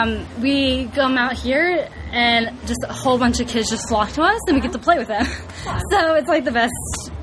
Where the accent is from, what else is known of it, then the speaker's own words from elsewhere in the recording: Naples, Florida, United States; I'm from Naples, Florida